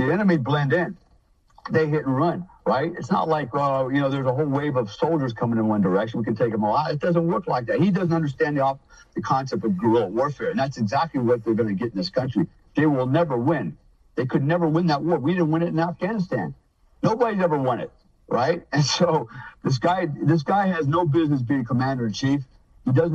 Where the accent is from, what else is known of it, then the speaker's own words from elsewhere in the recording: United States; I'm an American, first of all.